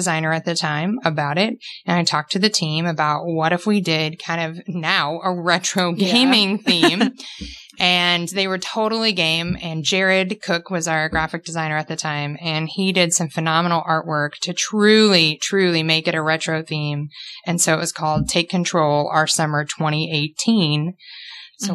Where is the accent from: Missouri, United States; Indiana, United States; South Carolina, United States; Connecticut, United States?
Indiana, United States; Posey County; as a child, I grew up in Posey County.